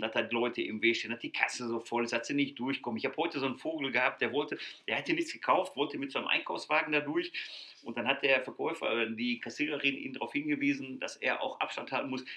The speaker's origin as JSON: {"language": "German", "area": "Ruhr area", "region": "North Rhine-Westphalia", "country": "Germany", "said": "bei uns hier im Ruhrgebiet. Ich, wir kommen aus dem Ruhrgebiet. Habt ihr wahrscheinlich schon an Sprache gehört"}